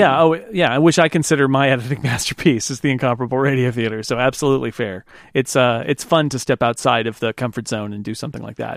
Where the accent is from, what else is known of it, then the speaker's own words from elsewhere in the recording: United States; mine as an American